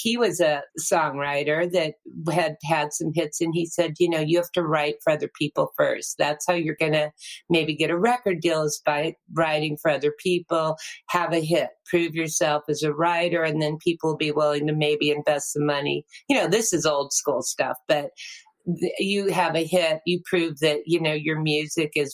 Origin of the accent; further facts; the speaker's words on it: New Hampshire, United States; moved away as an adult; now in Nashville, United States; I'm from New Hampshire